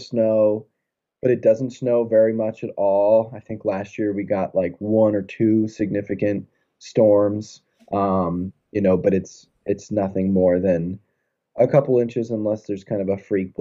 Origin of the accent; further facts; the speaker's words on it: Florida, United States; now in New England, United States; I'm from Florida